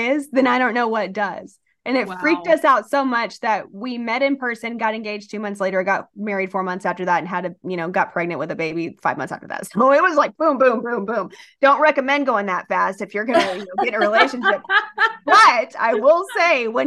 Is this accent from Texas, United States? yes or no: yes; Rio Grande Valley, deep South Texas, United States; We grew up down in the Rio Grande Valley, which is like deep South Texas by South Padre Island.